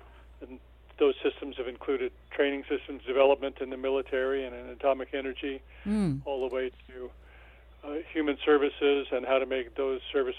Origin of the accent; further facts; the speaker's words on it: Albuquerque, New Mexico, United States; also born or lived in Oklahoma City, Oklahoma; I was born in Oklahoma City, the second of six boys. We weren't all born in Oklahoma City. The last two were born in Albuquerque, where I grew up, Albuquerque, New Mexico.